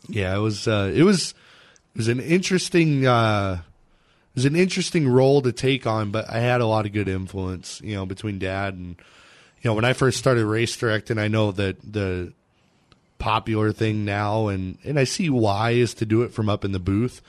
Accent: Phoenix, Arizona, United States; I grew up in Manzanita Speedway. My dad was the flagman there for about 15 years or so

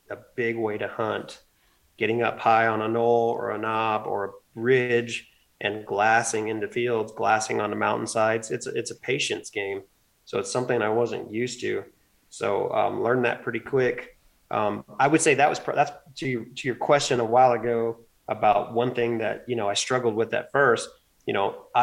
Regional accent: Arizona, United States; moved away; also born or lived in East Coast / Virginia; It was 2013 when I transitioned from the East Coast back to my home state of Arizona.

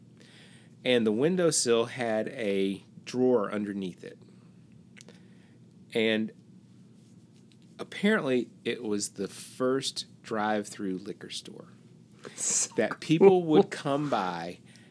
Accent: Paris, Kentucky, United States; also born or lived in Amsterdam, New York; When I was nine, and this is 1974, we moved from Amsterdam, New York, to Paris, Bourbon County, Kentucky.

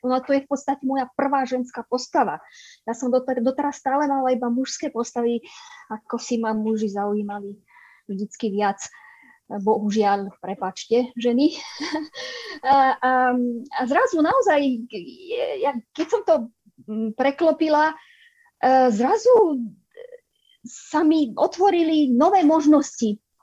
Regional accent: Michalovce, Košice Region, Slovakia; moved away as an adult; now in France; Ja som z Východu, z Michaloviec.

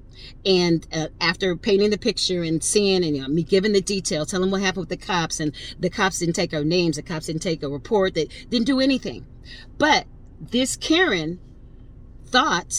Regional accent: Connecticut, United States; I'm from Connecticut, not from the ghetto

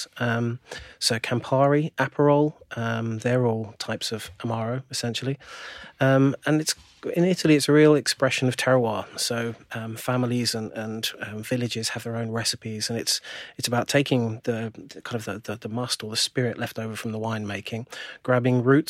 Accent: United Kingdom; we're British

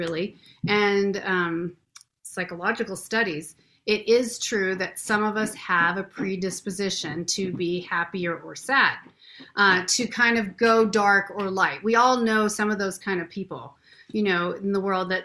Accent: Renton, Washington, United States; I was born in Renton. This is like my home stomping grounds.

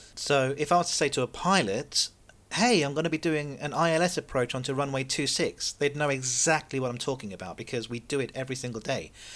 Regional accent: Seychelles; moved away; I was born in the Seychelles

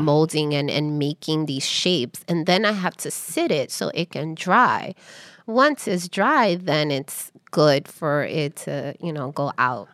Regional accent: New York City, New York, United States; also born or lived in Harlem; I am Dominican descent. I'm American born here, raised in Washington Heights

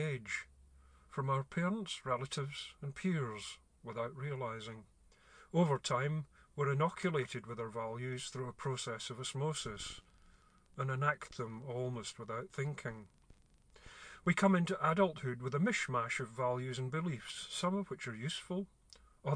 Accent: Glasgow, Scotland, United Kingdom; I grew up in Glasgow in the 60s

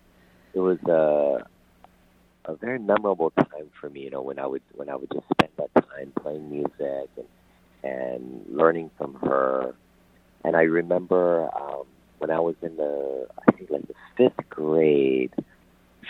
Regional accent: Hawaii, United States; I was born and raised in Hawaii, so, the way that I was taught to say it is ukulele

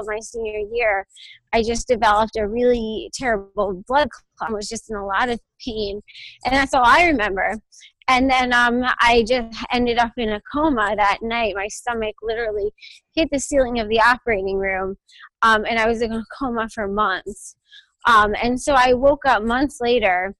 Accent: Connecticut, United States; also born or lived in New York; I'm from Connecticut. And that's kind of where I've been.

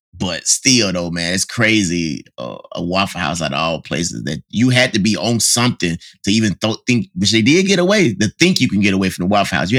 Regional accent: Mississippi, United States; I'm from Mississippi.

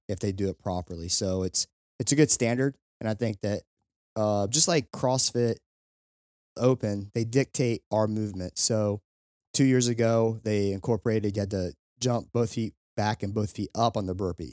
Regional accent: Kentucky, United States; I'm from Kentucky.

